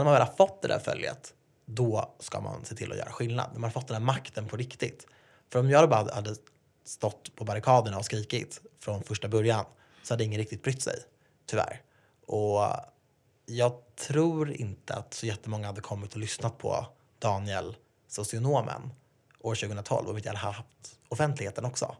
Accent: Sweden; jag är född i Sverige och haft det bra.

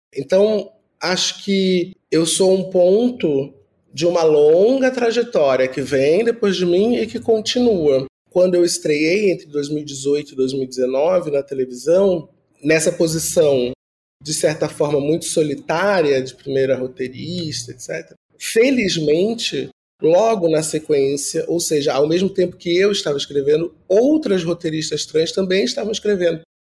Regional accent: Rio de Janeiro, Brazil; now in São Paulo, Brazil; venho do Rio de Janeiro, de uma família pobre, do subúrbio

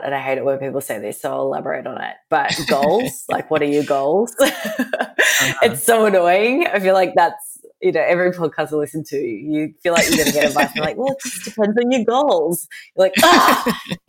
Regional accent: Australia; moved away as an adult; also born or lived in United States; I'm Australian

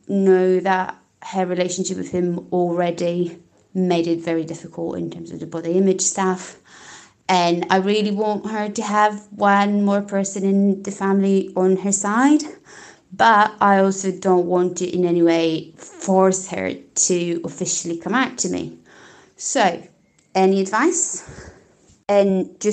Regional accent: Poland; English is a second language; now in Portugal; I am from Poland, living in Portugal

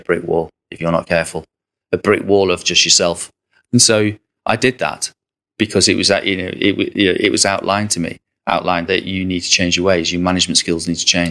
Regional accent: Southport, North West England, United Kingdom; I'm from Southport.

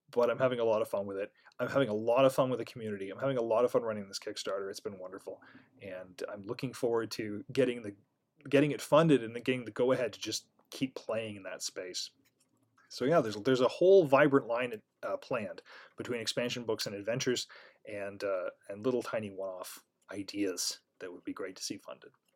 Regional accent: Canada; I'm Canadian

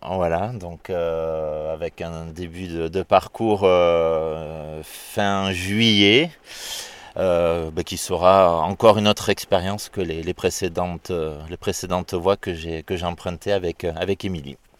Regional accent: Dax, Nouvelle-Aquitaine, France; now in Bordeaux, France; moi je suis né pas très loin d'ici, à Dax.

